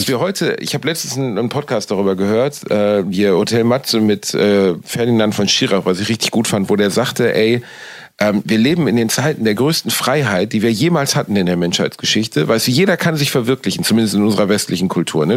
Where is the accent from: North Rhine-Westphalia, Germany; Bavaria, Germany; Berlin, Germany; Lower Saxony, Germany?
North Rhine-Westphalia, Germany; Cologne; Ich bin wieder in meiner Heimatstadt Köln angekommen